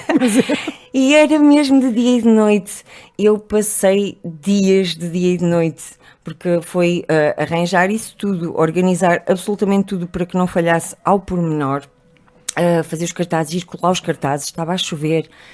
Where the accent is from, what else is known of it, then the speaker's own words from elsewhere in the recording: Trás-os-Montes, Portugal; also born or lived in Porto; now in Lisbon, Portugal; cresci em Trás-os-Montes, onde as pessoas são muito formatadas